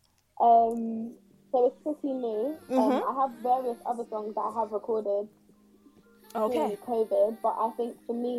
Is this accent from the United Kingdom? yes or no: yes; United Kingdom; my background is Caribbean, as well as being British